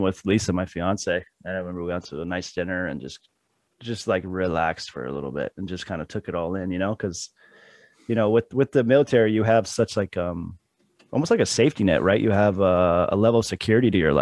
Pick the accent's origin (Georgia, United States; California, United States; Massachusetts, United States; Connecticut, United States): California, United States; also born or lived in Iowa / Newport Beach, California / Lake Elsinore, California; now in Florida, United States; my family moved to California, and that's where I was raised.